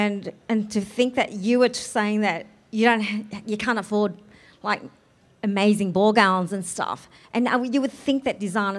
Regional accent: Australia; I'm Australian.

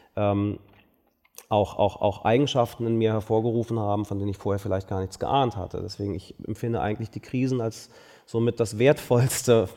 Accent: Berlin, Germany; ich bin ja in Berlin aufgewachsen

